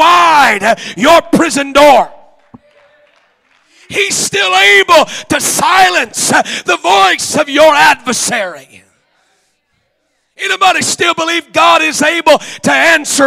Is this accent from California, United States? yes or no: no; Oklahoma, United States; I'm from Oklahoma